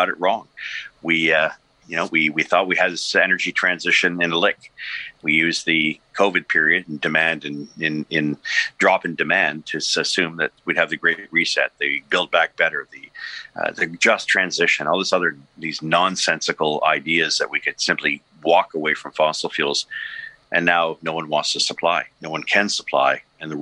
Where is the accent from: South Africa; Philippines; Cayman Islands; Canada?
Canada; also born or lived in Toronto; we're Canadian, we're decent about these things. But if you're living in my area here in Toronto